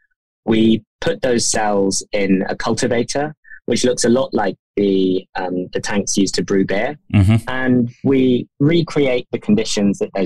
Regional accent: London, United Kingdom; I'm a Londoner, and so is my co-founder.

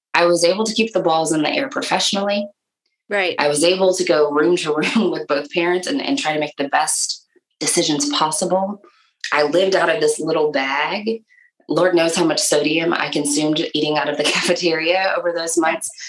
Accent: Michigan, United States; moved away as an adult; now in Nashville, United States; I am originally from Michigan, but have lived in Nashville for a very long time

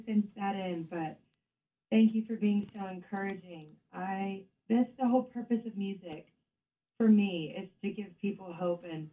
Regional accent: Louisiana, United States; where I'm from Louisiana, and we have nothing but ruckus

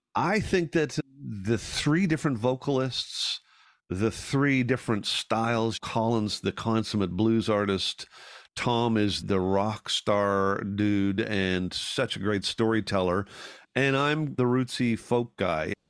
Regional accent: Ireland; now in Canada; Growing up in Ireland

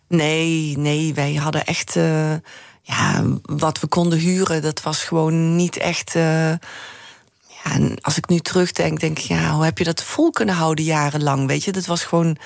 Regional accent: Heerlen, Limburg, Netherlands; moved away; ik ben natuurlijk opgegroeid in Heerlen

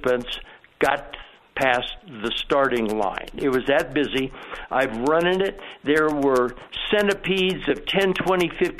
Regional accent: Southern California, United States; now in Denver, United States; I grew up in Southern California.

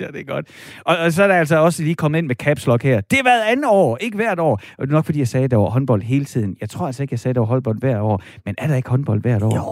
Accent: Horsens, Central Denmark Region, Denmark; jeg er fra Horsens

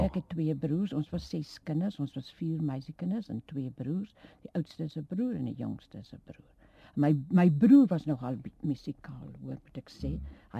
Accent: Hoekwil, Western Cape, South Africa; moved away as an adult; also born or lived in George; Ek is gebore in Hoekwil. Jy weet dit is 'n klein plekie daar naby George.

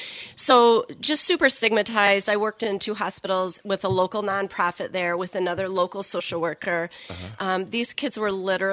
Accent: Portage, Michigan, United States; also born or lived in Douglas, Michigan; So born and raised in Portage.

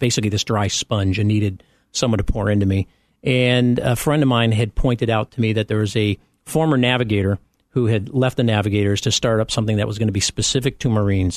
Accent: Chicago, Illinois, United States; moved away as an adult; also born or lived in Champaign; I'm only now getting back into my Chicago roots

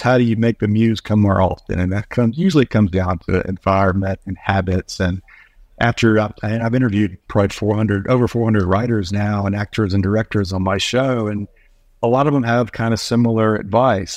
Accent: North Carolina, United States; moved away; also born or lived in Oregon / Los Angeles; I'm from North Carolina

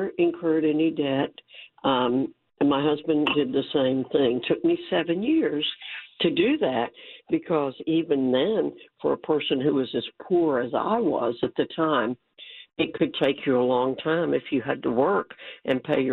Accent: New York, United States; moved away; I was born in New York

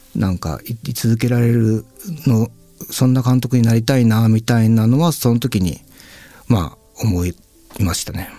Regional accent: Satsuma, Kagoshima, Japan; 僕、あの、鹿児島県っていうところの、まあ、薩摩町っていうすごい小さい

